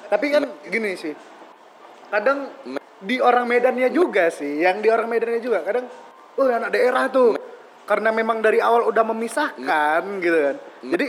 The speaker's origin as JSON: {"language": "Indonesian", "town": "Batu Bara", "region": "North Sumatra", "country": "Indonesia", "said": "aku kan anak daerah nih aku kan dari daerah nih batu bara nah batu baro ya itu bahasa daerah ya jadi aku dari daerah"}